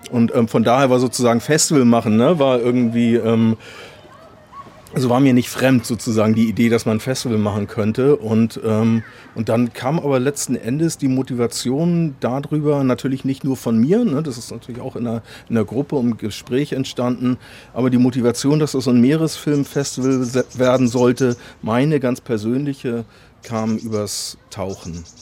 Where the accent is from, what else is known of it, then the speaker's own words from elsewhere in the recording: Kiel, Schleswig-Holstein, Germany; Ich glaube, als Kieler kann man der Faszination mehr eigentlich nicht entkommen, oder? Also ich meine, du gehst vor die Tür und es ist da.